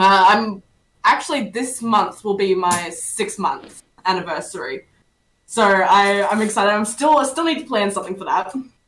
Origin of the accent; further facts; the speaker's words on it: Australia; I am an Aussie, you know, just I have to be halfway across the world. And I'm 19.